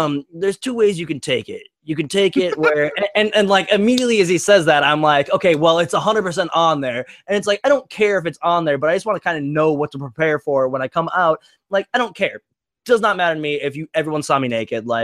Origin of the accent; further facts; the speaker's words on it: St. Francis, Minnesota, United States; I'm from St. Francis, Minnesota, I'm a proud delivery pizza boy